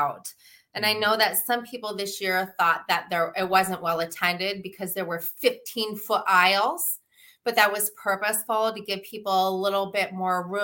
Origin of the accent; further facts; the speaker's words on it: Alaska, United States; moved away as an adult; also born or lived in Seattle; now in Michigan, United States; Growing up in Alaska, my grandfather was a doctor there in a very small town